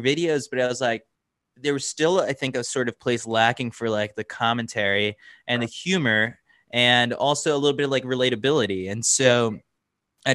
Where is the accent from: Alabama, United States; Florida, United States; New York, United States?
New York, United States; New York City; also born or lived in Milwaukee; Born and raised in New York City, always wanted to come back.